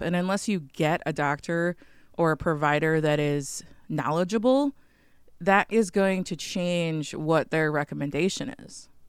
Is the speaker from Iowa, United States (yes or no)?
no; Chicago, Illinois, United States; also born or lived in northwest Wisconsin / Michigan; now in Wisconsin, United States; I live right now in northwest Wisconsin on Lake Superior. I'm originally from Chicago